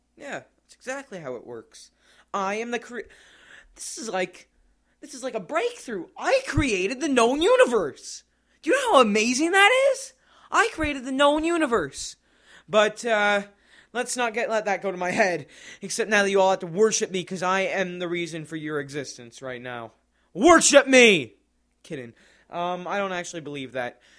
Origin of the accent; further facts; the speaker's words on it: Canada; I'm from Canada